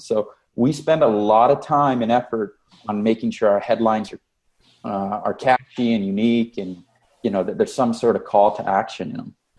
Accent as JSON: {"language": "English", "town": "Las Vegas", "region": "Nevada", "country": "United States", "tie": "born or raised there", "said": "this is my hometown boot camp"}